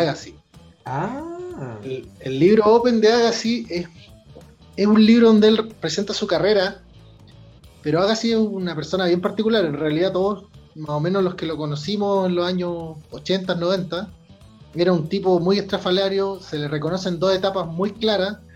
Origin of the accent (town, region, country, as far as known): Chile